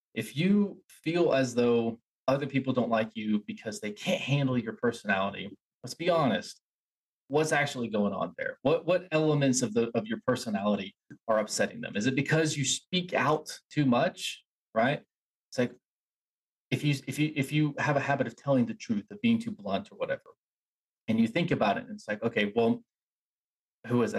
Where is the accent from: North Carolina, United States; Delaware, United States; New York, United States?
North Carolina, United States; Asheville; I grew up in Asheville